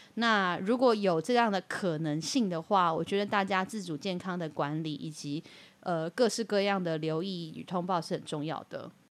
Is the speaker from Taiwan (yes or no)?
yes; Taiwan; 我们台湾人